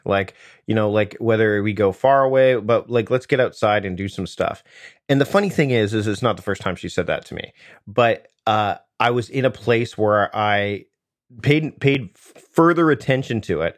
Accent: Southern Ontario near Toronto, Canada; I grew up in Southern Ontario near Toronto

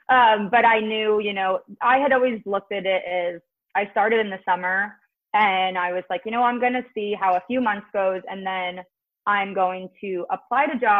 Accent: New Jersey, United States; I'm from Jersey

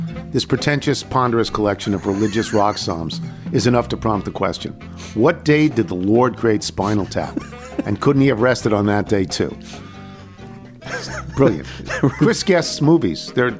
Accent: Canada; I'm a gal from Canada who cold-called Reggie Jackson's peeps

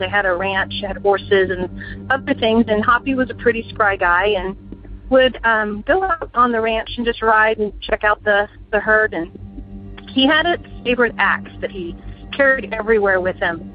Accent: Houston, Texas, United States; I'm from Houston, Texas

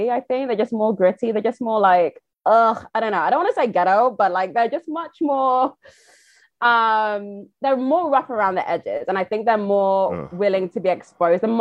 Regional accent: United Kingdom; accent: British; I am British. I have one

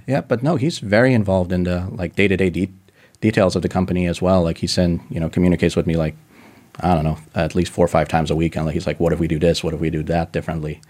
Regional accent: Denver, Colorado, United States; my family's Russian. Uh, I was born in, just in Denver

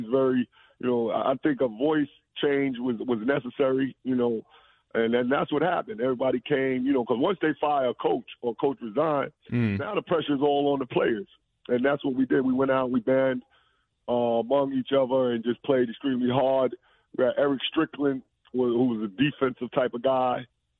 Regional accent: New York, United States; moved away; also born or lived in Lefrak City; being that I'm from New York

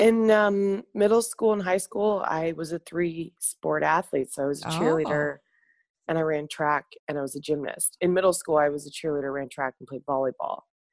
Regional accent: Columbus, Indiana, United States; I'm from Columbus, Indiana.

